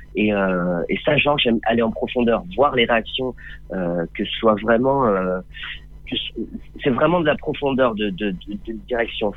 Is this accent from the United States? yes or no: no; Nice, Provence-Alpes-Côte d'Azur, France; j'ai fait euh, toute mon enfance à Nice et, et au soleil.